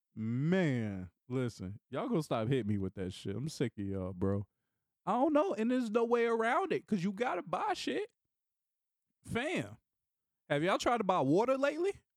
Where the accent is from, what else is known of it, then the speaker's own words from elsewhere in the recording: Raleigh, North Carolina, United States; moved away as an adult; now in Washington, D.C., United States; my hometown of Raleigh, North Carolina